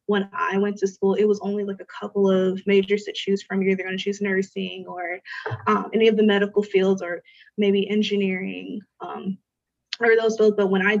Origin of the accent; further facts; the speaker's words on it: Little Saigon, California, United States; I grew up in Little Saigon in California.